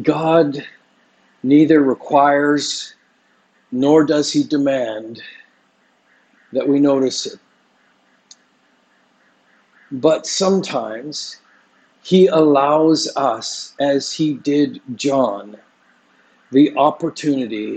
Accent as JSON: {"language": "English", "town": "Vancouver", "region": "British Columbia", "country": "Canada", "tie": "born or raised there", "moved": "yes", "lives_now": "Singapore", "said": "every time I go back to Vancouver, it's hard not to judge just, you know, a little bit, because my hometown is just so dark."}